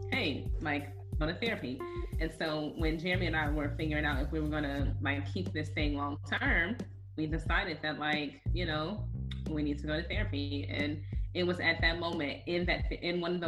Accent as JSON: {"language": "English", "town": "East Chicago", "region": "Indiana", "country": "United States", "tie": "born or raised there"}